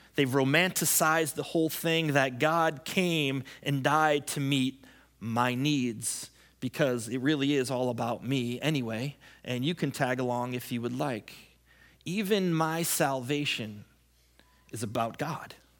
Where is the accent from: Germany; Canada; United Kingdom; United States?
United States; I'm an American